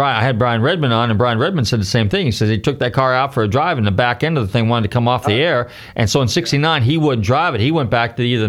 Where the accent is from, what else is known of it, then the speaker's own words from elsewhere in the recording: California, United States; I'm from California